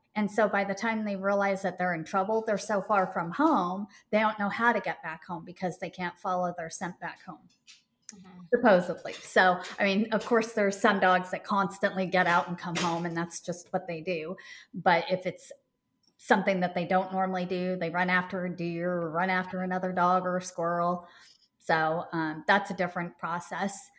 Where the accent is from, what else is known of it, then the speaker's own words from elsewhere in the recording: Portland, Oregon, United States; moved away as an adult; now in Charlotte, United States; I grew up there and it was the first time really truly moving away from my home state